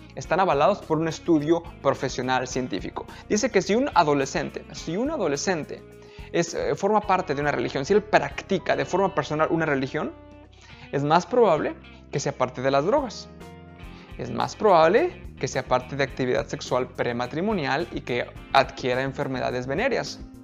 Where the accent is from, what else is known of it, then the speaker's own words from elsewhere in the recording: Mexico; now in United States; Era como mi ranchito cuando yo, donde yo crecí en México, era como San Juan